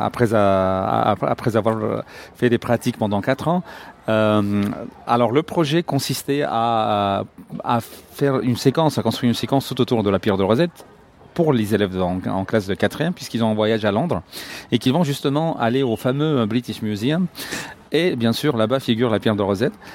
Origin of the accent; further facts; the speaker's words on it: Cairo, Cairo Governorate, Egypt; now in Alexandria, Egypt; Je suis né au Caire